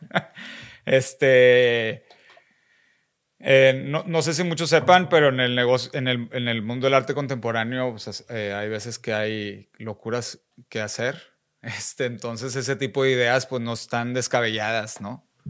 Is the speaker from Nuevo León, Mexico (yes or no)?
yes; Monterrey, Nuevo León, Mexico; also born or lived in San Pedro Garza García; crecí y nací en Monterrey